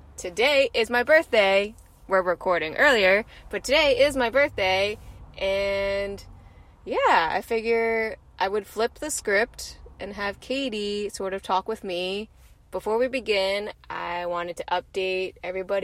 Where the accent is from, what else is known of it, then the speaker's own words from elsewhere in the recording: East Coast, United States; also born or lived in Ningbo, China; I was 4 years old when I was adopted from Ningbo, China. I came to a family on the East Coast in the U.S.